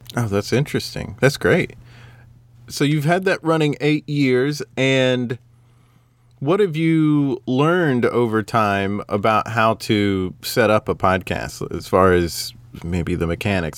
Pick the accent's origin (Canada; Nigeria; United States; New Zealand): United States; the South; I'm not only just as American, I'm from the South